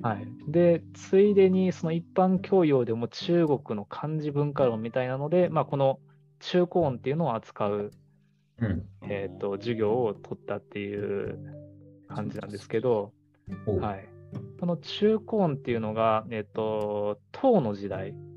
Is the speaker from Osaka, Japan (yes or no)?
yes; Osaka, Japan; accent: Osaka dialect; first language Japanese; 大阪生まれ、大阪育ちで、僕も大阪弁っていう感じですね